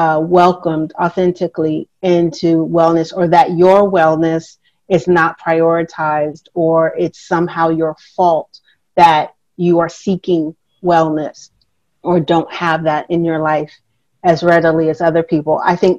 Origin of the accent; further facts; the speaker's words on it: California, United States; now in New York City, United States; And I'm originally from California, and so I've lived all over.